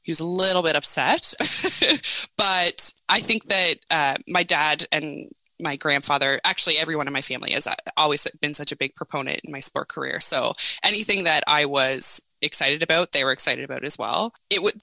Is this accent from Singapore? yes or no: no; Nova Scotia, Canada; I'm from Nova Scotia. I grew up here in Canada and in a small town, but now I live in Halifax, Nova Scotia